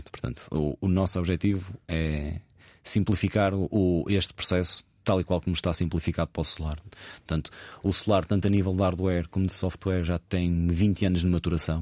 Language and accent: Portuguese; Póvoa de Varzim, Norte, Portugal; moved away as an adult; now in Lisbon, Portugal; sou natural da Povo de Varzim, estou a viver em, em Lisboa uh, já há 15 anos, desde que entrei, fiz os meus 18 anos